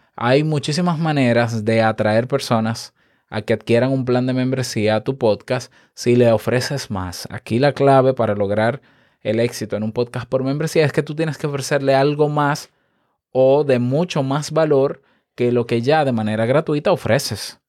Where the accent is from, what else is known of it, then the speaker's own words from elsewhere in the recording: Dominican Republic; en mi país